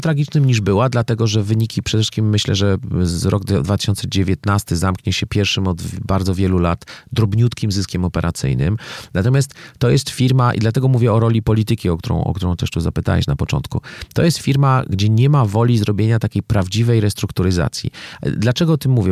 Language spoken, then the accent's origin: Polish; Poland; ja jestem z Polski. Wiecie, to jest ten kraj, który pokolenie temu wymyślił korupcję